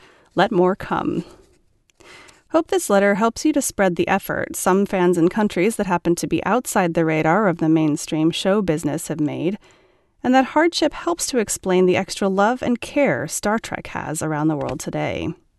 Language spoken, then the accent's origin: English; Rio de Janeiro, Brazil; I was born in August 1969 in Rio de Janeiro, Brazil.